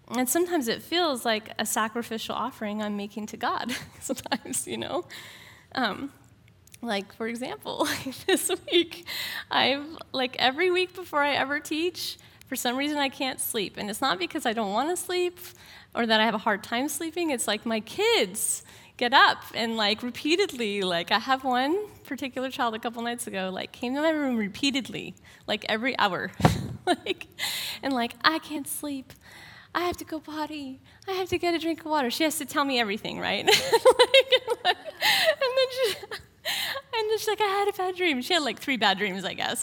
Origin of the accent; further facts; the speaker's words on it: Portland, Oregon, United States; I'm from Portland